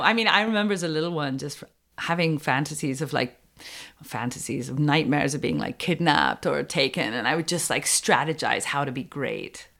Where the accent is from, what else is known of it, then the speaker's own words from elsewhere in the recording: United Kingdom; moved away as an adult; also born or lived in Wales / Los Angeles / Colorado; now in Quebec, Canada; I knew a few words in French growing up in Britain.